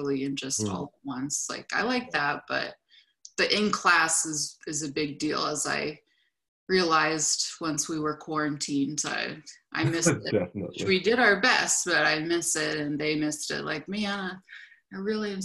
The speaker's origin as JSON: {"language": "English", "region": "California", "country": "United States", "moved": "as an adult", "said": "Since I'm from California, as I said, I looked for jobs in California"}